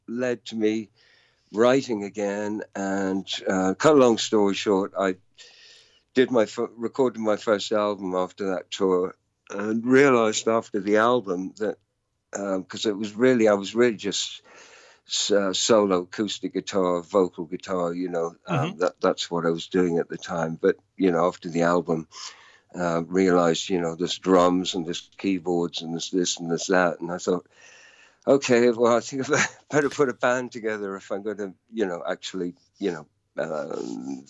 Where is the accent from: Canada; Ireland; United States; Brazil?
Ireland; Dublin, Leinster; now in London, United Kingdom; I grew up in Dublin, although being born in London, but from the age of two. So I really consider myself more Irish than, you know, English